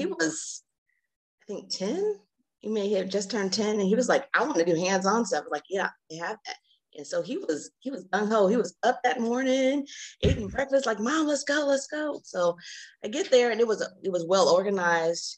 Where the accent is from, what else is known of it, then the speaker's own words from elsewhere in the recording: Alaska, United States; moved away; I'm actually from Alaska. I went home to Alaska